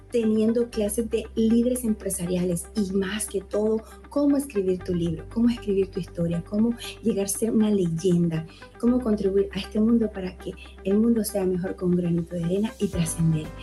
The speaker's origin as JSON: {"language": "Spanish", "country": "Honduras", "moved": "as an adult", "lives_now": "United States", "said": "soy hondureña y hace nueve años llegué a este país, al país de los sueños, Estados Unidos."}